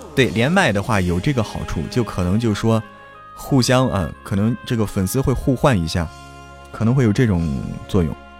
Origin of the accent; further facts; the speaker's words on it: Zhangjiakou, Hebei, China; 我是河北张家口人